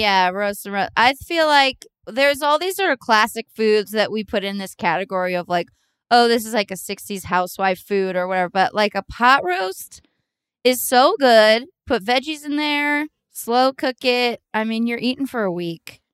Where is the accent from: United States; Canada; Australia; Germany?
United States; East Bay, California; we're all from the East Bay